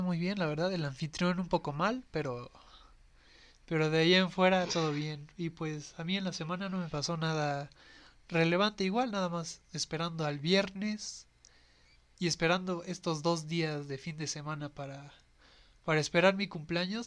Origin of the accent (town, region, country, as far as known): Mexico City, Mexico